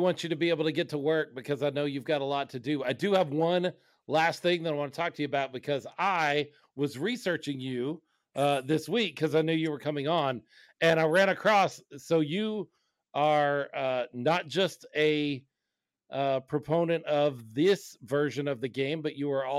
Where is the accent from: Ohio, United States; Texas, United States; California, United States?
Texas, United States; Dallas; I grew up in Dallas. I was born in 1980.